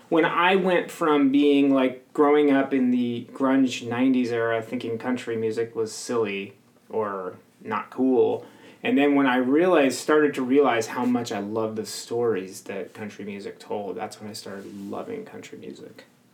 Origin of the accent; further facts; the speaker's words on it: Southern California, United States; moved away; I didn't grow up in Hollywood, I grew up in Southern California